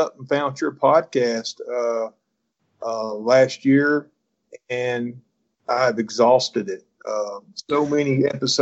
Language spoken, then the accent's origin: English; North Alabama, United States; I'm from North Alabama, been deer hunting, since about 14